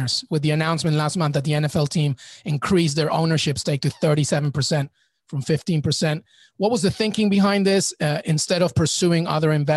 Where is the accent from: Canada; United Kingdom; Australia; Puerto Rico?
United Kingdom; England; now in United States; I grew up in England and I'm in the US